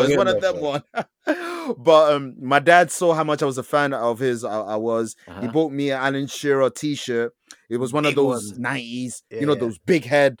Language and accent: English; Belgium; born there; Even though I'm Congolese … I was born in Belgium